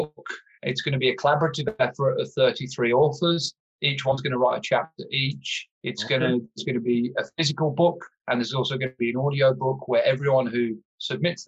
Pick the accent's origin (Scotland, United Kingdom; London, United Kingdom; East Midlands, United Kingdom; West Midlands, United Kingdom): West Midlands, United Kingdom; Birmingham; moved away as an adult; now in Melbourne, Australia; I'm originally from Birmingham, England, but I have been blessed, as John alluded to call Melbourne, Australia home for the past 5 years.